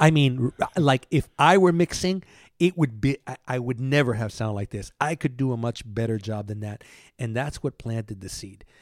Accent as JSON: {"language": "English", "town": "New York City", "region": "New York", "country": "United States", "tie": "born or raised there", "also_born_or_lived": "Cuba", "moved": "yes", "said": "I grew up in Manhattan from the age of two until I came here."}